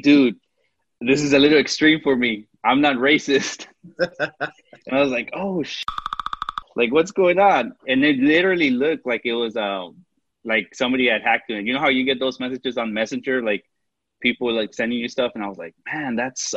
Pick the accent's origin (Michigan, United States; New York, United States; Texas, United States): Texas, United States; Eagle Pass; I'm from the Rio EP, which is Eagle Pass